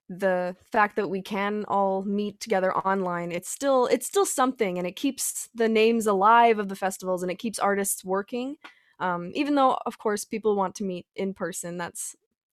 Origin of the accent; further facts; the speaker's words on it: outside Edmonton, past Sherwood Park, Alberta, Canada; also born or lived in Fort McMurray; I actually live on an acreage just outside of Edmonton, past Sherwood Park